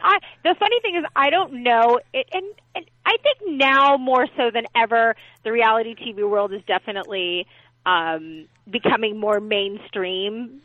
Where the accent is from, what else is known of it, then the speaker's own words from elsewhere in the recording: Los Angeles, California, United States; I was born and raised here in Los Angeles